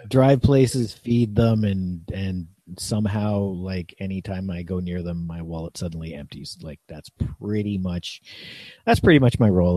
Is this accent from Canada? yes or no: yes; Niagara region, Ontario, Canada; also born or lived in Toronto area, Ontario; I was born near Toronto and lived outside of Toronto in one of the more or most ethnically diverse areas in Canada. Then I moved to the Niagara region.